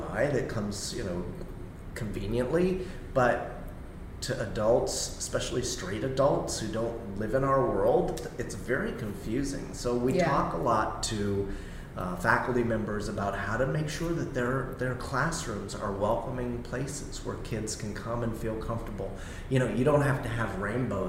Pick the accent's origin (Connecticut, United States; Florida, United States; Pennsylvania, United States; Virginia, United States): Florida, United States; Miami; I'm a Miami native. I grew up in Miami-Dade County in the 1980s.